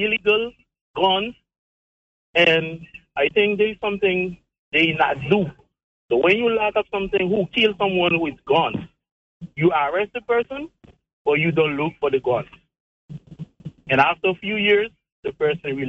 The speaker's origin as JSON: {"language": "English", "country": "Haiti", "moved": "as an adult", "lives_now": "Turks and Caicos Islands", "said": "I'm from Haiti. I live in Turkey from 2015"}